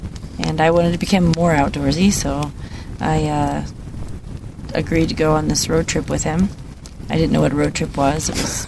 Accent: Missouri, Iowa, Midwest, United States; I lived in Missouri until I was 12. Uh-huh. And then moved to Iowa.

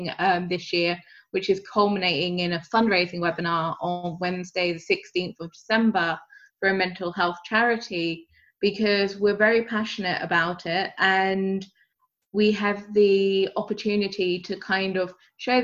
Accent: United Kingdom; I'm British

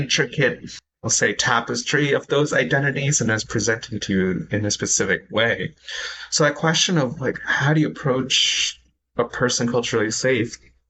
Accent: San Francisco, California, United States; also born or lived in India; I was born in India, so I could say that. For many people who grew up here, I'm like, well, I don't know. I'm from U.S., San Francisco, right?

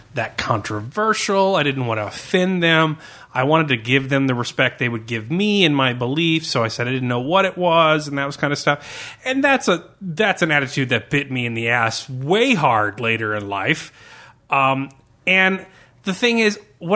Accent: United States; born or raised there

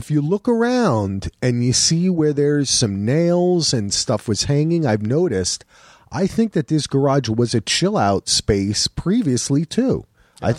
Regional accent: New Jersey, United States; moved away; I'm from New Jersey.

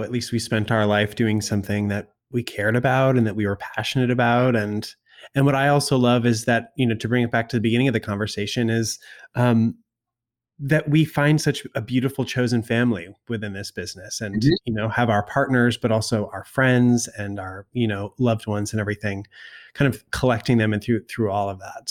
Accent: the Berkshires, Western Massachusetts, United States; I grew up in Western Mass, kind of in the Berkshires

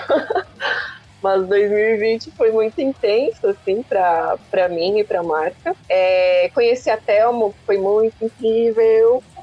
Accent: Chapecó, Santa Catarina, Brazil; now in Blumenau, Brazil; eu sou natural de Chapecó. Morava lá no oeste do estado de Santa Catarina

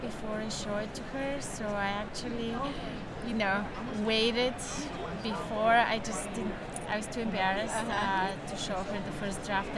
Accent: Bulgaria; moved away as an adult; now in New York, United States; I'm originally from Bulgaria. I grew up there during communism, but I've been living in New York for the past, 24 years

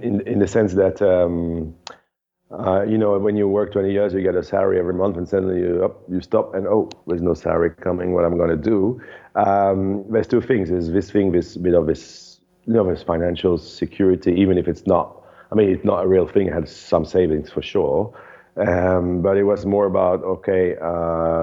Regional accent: Netherlands; moved away as an adult; also born or lived in Europe; now in Bali, Indonesia; I'm originally from Holland, grew up in Europe, and been now living in Bali.

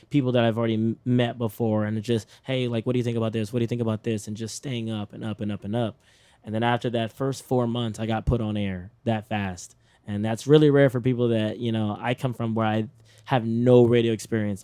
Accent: Texas, United States; I'm from Texas

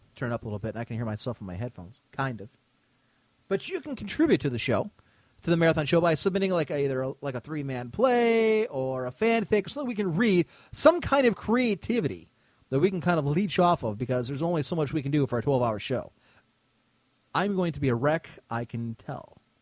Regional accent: United States; As an American

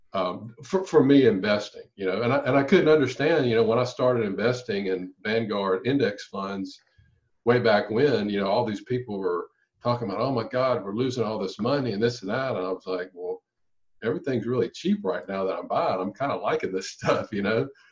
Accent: Louisiana, United States; my hometown in Louisiana

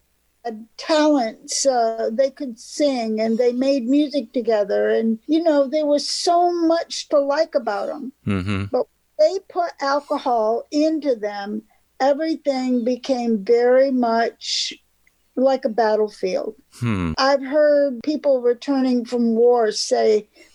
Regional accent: Thousand Islands, New York-Canadian border, United States; moved away as an adult; also born or lived in Florida / Chicago / Memphis; I grew up on the New York-Canadian border in a resort area called the Thousand Islands.

